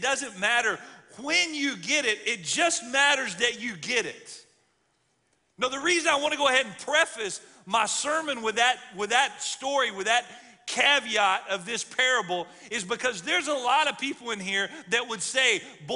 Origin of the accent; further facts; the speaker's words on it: Alabama, United States; I'm from the South. I grew up in Alabama